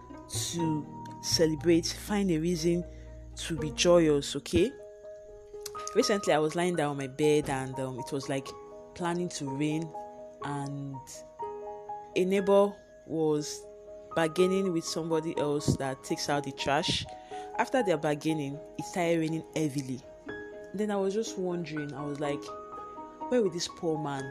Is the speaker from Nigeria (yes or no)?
yes; Nigeria; Being a Nigerian, the power is not 24 hours. It comes and goes.